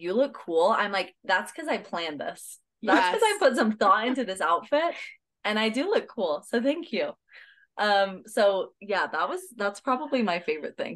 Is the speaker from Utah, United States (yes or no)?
yes; Pleasant Grove, Utah, United States; I grew up in Pleasant Grove, just Utah County, and lived there my whole life.